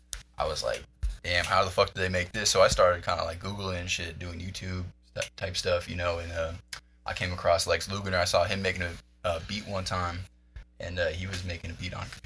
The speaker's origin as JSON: {"language": "English", "town": "Denver", "region": "Colorado", "country": "United States", "tie": "born or raised there", "said": "I'm from Denver, Colorado, born and raised."}